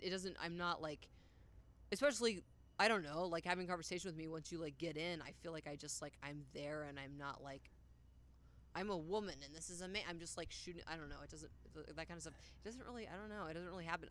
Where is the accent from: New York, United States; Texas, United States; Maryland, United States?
Texas, United States; Poetry; also born or lived in Dallas, Texas; I'm from Dallas, Texas, but I grew up in a town called Poetry, which is out in the middle of fucking nowhere.